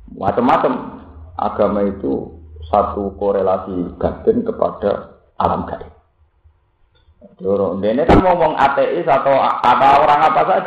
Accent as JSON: {"language": "Indonesian", "region": "Java", "country": "Indonesia", "said": "Wong Jawa"}